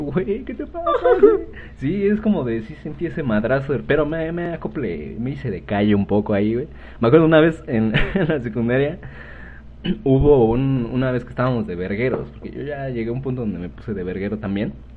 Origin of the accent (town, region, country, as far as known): Mexico